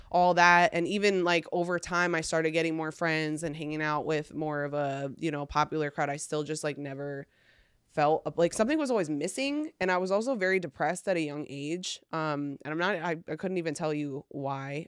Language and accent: English; New York, United States; now in Austin, United States; I'm from New York